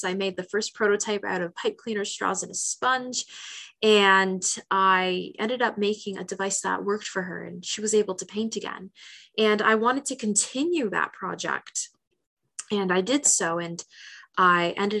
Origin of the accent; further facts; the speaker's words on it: Hamilton, Ontario, Canada; So I'm born and raised in Hamilton, and I made a list of every single hospital, clinic, rehab center, nursing home, and retirement home in my hometown.